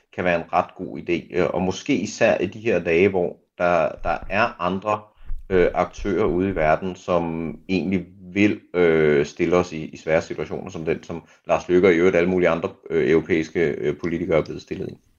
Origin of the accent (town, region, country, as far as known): Denmark